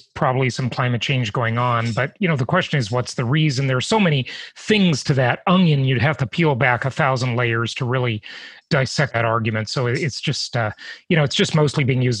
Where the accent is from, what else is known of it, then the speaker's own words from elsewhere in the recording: California, United States; the Socialist Republic of California, where you live and where I'm from